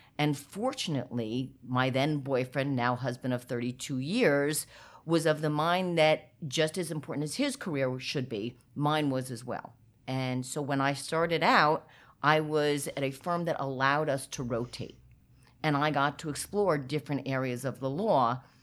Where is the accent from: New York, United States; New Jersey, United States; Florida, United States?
New Jersey, United States; I am a proud Jersey girl